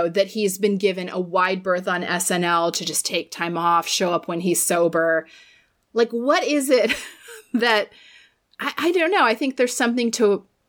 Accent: Florida, United States; I grew up in Florida

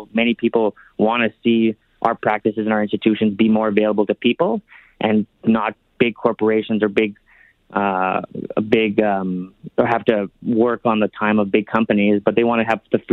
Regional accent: around St. Paul, Eastern Alberta, Canada; now in Edmonton, Canada; I'm from a rural community originally. I came from Eastern Alberta. We have some of the lowest in around St. Paul area

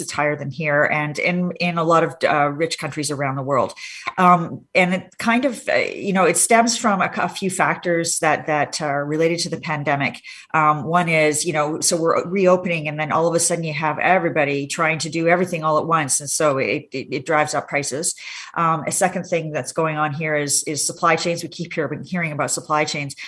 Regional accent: Hamilton, Ontario, Canada; born or raised there; now in Ottawa, Canada

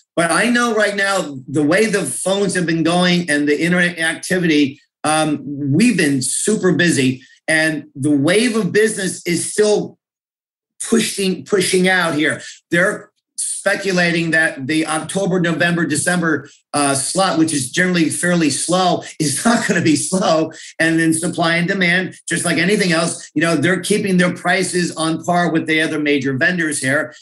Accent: North Plainfield, New Jersey, United States; I grew up in North Plainfield, now live with, with my family in Scotch Plains.

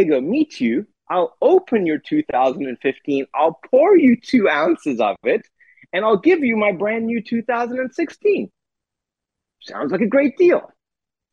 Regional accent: South Africa; moved away as an adult; now in United States; I grew up in South Africa

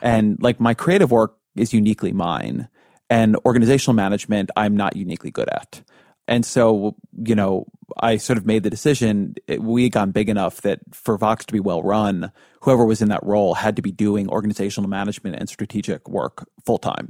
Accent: Irvine, California, United States; my, to my hometown

